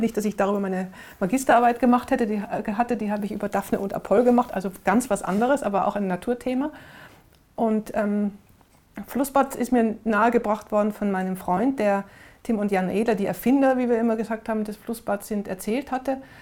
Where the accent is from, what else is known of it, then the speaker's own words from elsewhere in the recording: Innsbruck, Tyrol, Austria; also born or lived in Vienna; now in Berlin, Germany; meine Heimatstadt Innsbruck, wir haben direkt am Wasser gewohnt